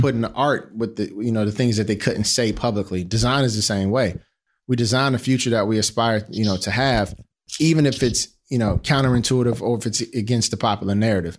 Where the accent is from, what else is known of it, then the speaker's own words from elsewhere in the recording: Chicago, Illinois, United States; growing up in the Wild Wild Hundreds in Roseland in Chicago